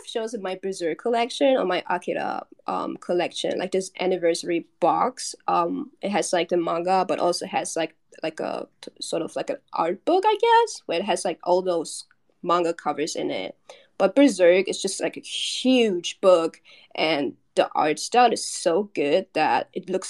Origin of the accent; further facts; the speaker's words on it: Germany; Well, I grew up in Germany. I was born and raised in Germany